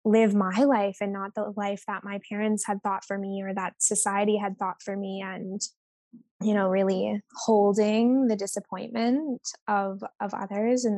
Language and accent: English; Vancouver Island, British Columbia, Canada; moved away as an adult; now in Bali, Indonesia; I am Canadian at heart. I grew up on Vancouver Island.